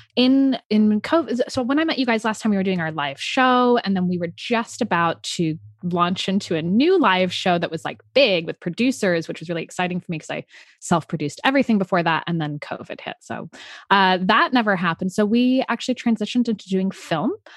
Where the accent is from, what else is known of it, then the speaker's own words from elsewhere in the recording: San Francisco, California, United States; moved away; I'm originally from San Francisco, so obviously in an embracing sexuality place. Yeah. Um, and I was really lucky to be raised in a very bohemian, artistic household